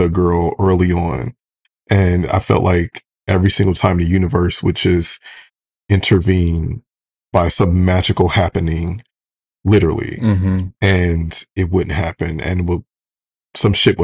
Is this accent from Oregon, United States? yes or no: no; right outside of Detroit, Michigan, United States; I'm from right outside of Detroit.